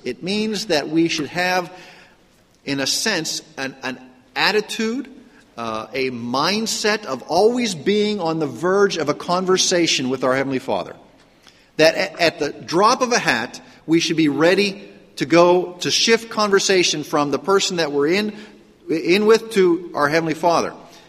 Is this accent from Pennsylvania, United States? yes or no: yes; Pittsburgh, Pennsylvania, United States; accent: Pittsburgh; I grew up in the Pittsburgh, Pennsylvania area. And in Pittsburgh, believe it or not, we have an accent in Pittsburgh.